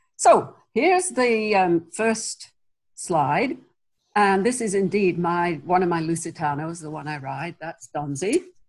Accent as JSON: {"language": "English", "region": "England", "country": "United Kingdom", "moved": "yes", "said": "I'm originally English."}